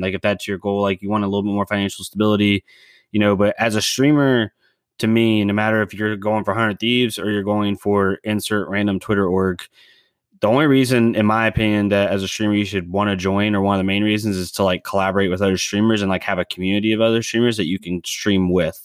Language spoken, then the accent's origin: English; United States; as an American